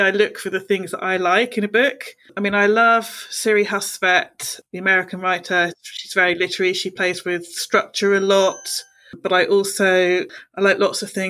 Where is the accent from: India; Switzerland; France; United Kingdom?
United Kingdom; Bournemouth, South West England; now in Portsmouth, United Kingdom; I'm originally from Bournemouth, but now I live in Portsmouth, so I'm, you know, a lifelong seaside girl.